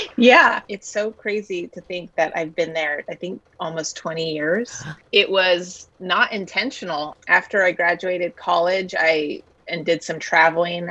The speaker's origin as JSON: {"language": "English", "area": "the Sierra foothills", "region": "Northern California", "country": "United States", "tie": "born or raised there", "said": "I grew up in Northern California, the Sierra foothills"}